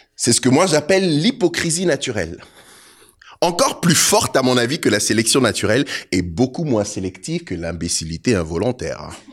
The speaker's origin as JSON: {"language": "French", "country": "Côte d’Ivoire", "tie": "born or raised there", "also_born_or_lived": "Togo (ancestry)", "moved": "yes", "lives_now": "Canada", "said": "suis d'origine togolaise, je suis né en Côte d'Ivoire, ça fait 22 ans que je suis au Canada."}